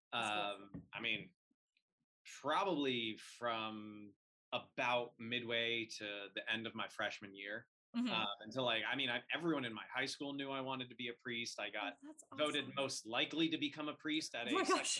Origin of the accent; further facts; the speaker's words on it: Virginia Beach, Virginia, United States; now in Portsmouth, United States; I grew up in Virginia Beach. My father was Navy.